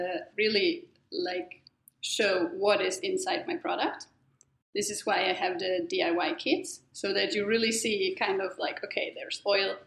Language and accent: English; Germany; moved away; I'm originally from Germany.